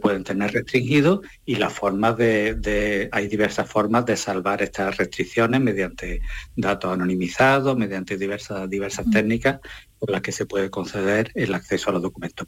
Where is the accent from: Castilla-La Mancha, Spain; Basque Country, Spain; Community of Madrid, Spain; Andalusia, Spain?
Andalusia, Spain; Posadas; mi pueblo, al lado de Posada, mm, Córdoba